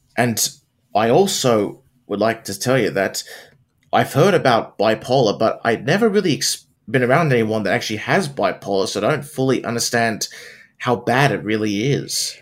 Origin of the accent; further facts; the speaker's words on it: Wollongong, New South Wales, Australia; My hometown